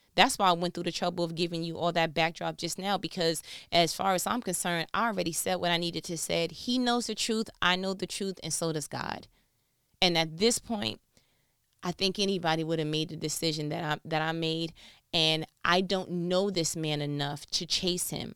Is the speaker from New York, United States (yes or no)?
yes; New York, United States; I'm from New York